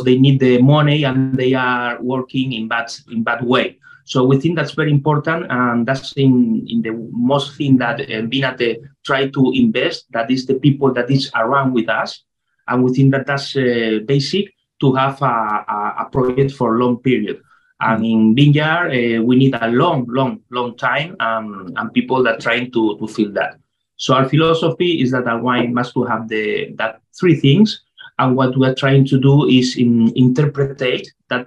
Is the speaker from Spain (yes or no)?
yes; Tenerife, Canary Islands, Spain; English is a second language; I came from Tenerife, I am chemistry organic from La Laguna in Tenerife University